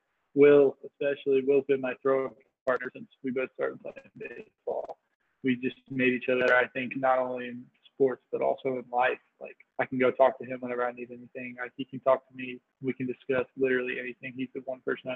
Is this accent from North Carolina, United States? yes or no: yes; Fuquay-Varina, North Carolina, United States; I'm from Fuquay's Arena, North Carolina. It's a small town about 45 minutes outside of Raleigh. And yeah, it's just basically where I've grown up my whole life